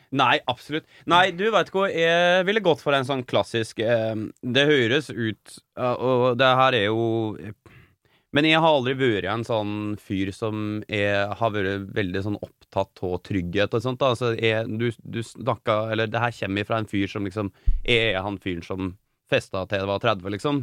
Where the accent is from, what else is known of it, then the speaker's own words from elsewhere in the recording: Norway; på Gjerlo, iallfall. Der jeg er fra